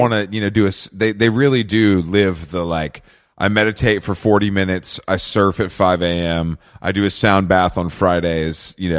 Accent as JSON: {"language": "English", "town": "Atlanta", "region": "Georgia", "country": "United States", "said": "I'm from Atlanta"}